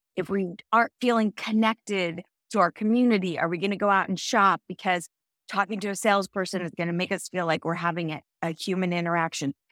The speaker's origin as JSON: {"language": "English", "region": "Central California", "country": "United States", "tie": "born or raised there", "said": "I grew up in Central California."}